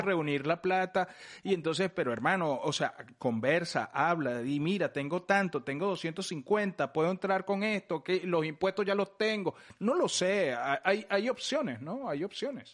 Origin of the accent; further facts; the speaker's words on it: Venezuela; moved away; yo soy venezolano